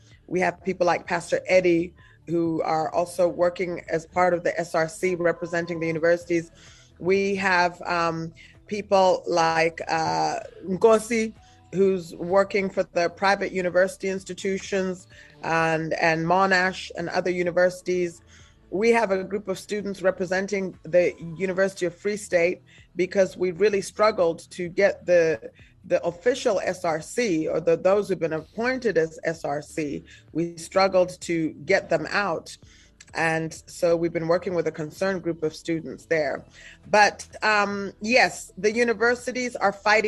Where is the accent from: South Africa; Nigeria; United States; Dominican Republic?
South Africa; We're from South Africa.